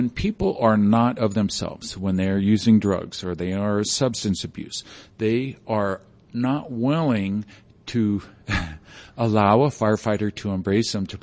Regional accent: Jefferson County, Colorado, United States; I grew up with in Jeffco

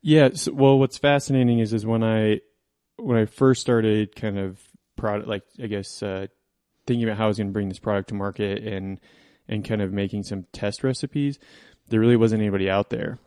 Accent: Coal Creek Canyon, Colorado, United States; I grew up in Coal Creek Canyon

